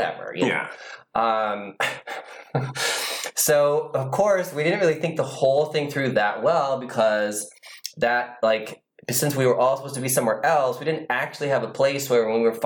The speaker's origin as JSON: {"language": "English", "town": "Van Buren", "region": "Ohio", "country": "United States", "tie": "born or raised there", "also_born_or_lived": "North Baltimore, Ohio", "moved": "yes", "said": "Originally from Ohio, very tiny town, you won't even recognize the name of it. It's called Van Buren"}